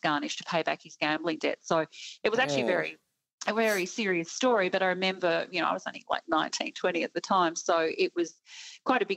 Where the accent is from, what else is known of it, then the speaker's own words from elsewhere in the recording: Hawthorn, Victoria, Australia; I came from, Hawthorne, obviously born and bred a Hawthorne girl